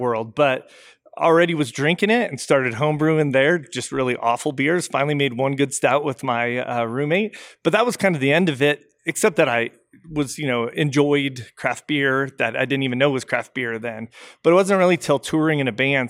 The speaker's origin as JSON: {"language": "English", "region": "Colorado", "country": "United States", "said": "I'm from Colorado originally"}